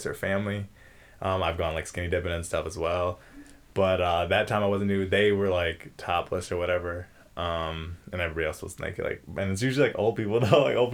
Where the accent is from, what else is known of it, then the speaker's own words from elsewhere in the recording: United States; I am American, I grew up here and lived here my whole life